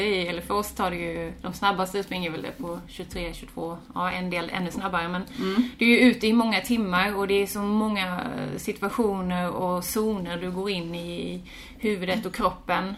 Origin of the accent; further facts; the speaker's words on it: Båstad, Skåne, Sweden; moved away as an adult; also born or lived in Australia; Jag är från Båstad mm. från början, född mm. här och uppvuxen här, gått mm. skola och så.